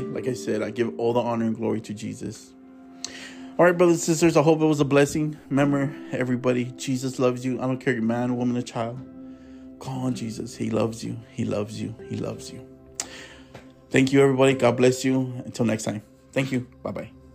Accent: Tulare, California, United States; also born or lived in Fresno, California; I was born in Fresno. I was raised in Tulare

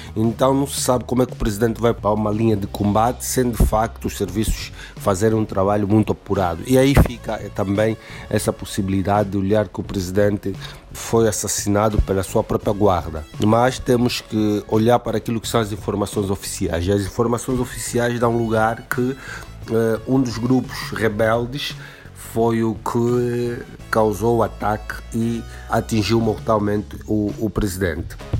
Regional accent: Angola; do vosso irmão angolano do outro lado do Atlântico

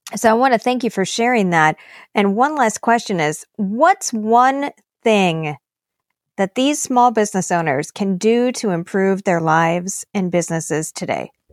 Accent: Minnesota, United States; also born or lived in East Coast, United States; we moved to Minnesota when I was a, a girl

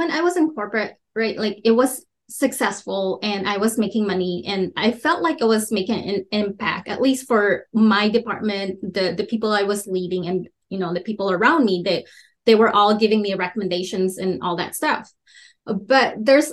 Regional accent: Philippines; moved away; also born or lived in Minnesota; I grew up in the Philippines.

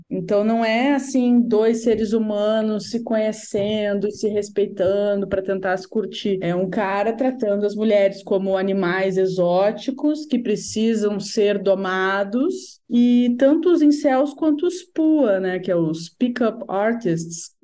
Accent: Rio Grande do Sul, Brazil; eu sou gaúcha

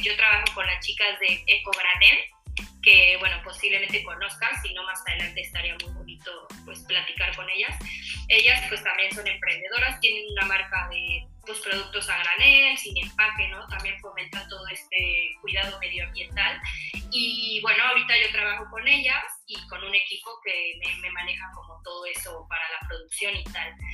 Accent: Mexico; esta tradición que tenemos como mexicanos con la panadería

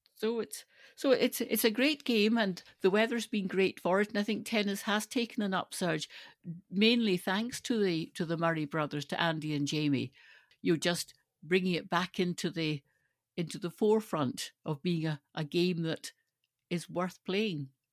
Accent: Stirling, Scotland, United Kingdom; growing up in Stirling

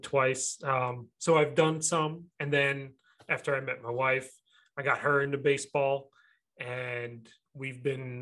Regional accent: New Jersey, United States; I grew up in New Jersey

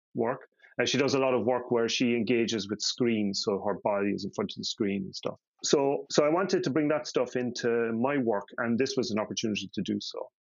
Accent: Ireland; now in Denmark; I grew up in Catholic Ireland

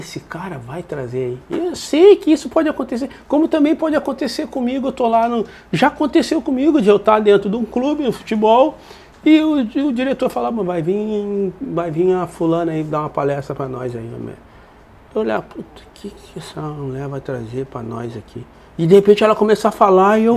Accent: Porto Alegre, Rio Grande do Sul, Brazil; eu saí da Restinga e fui morar lá embaixo da, na caverna, lá no Grêmio

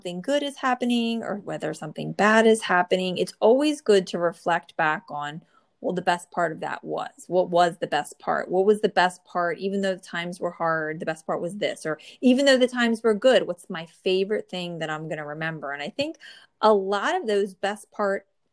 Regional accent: New Jersey, United States; born or raised there

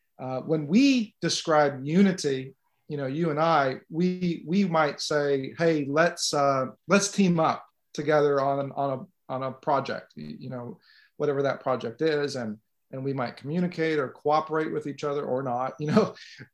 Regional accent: California, United States; moved away; I'm originally from the West Coast, so California.

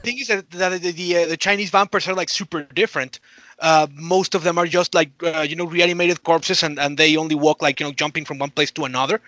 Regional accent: Mexico; I come from Mexico.

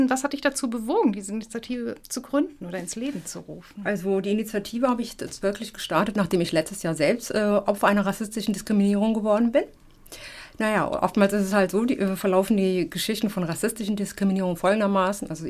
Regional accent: Germany; also ich bin Afrodeutsche, ich bin Afro und ich bin Deutsche.

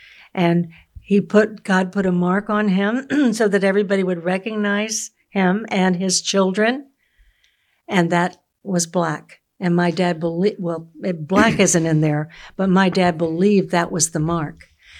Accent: the South, United States; I grew up in the South. I grew up where, you know, it was black schools, you know, and you had a colored water fountain.

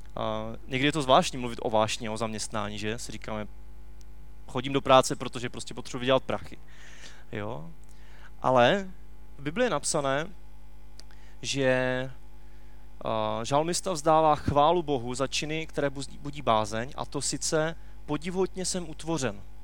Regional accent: Czechia; u nás v Čechách

